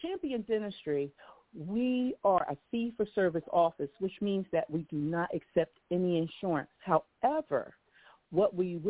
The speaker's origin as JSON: {"language": "English", "region": "Oklahoma", "country": "United States", "moved": "yes", "lives_now": "Philadelphia, United States", "said": "I am from Oklahoma."}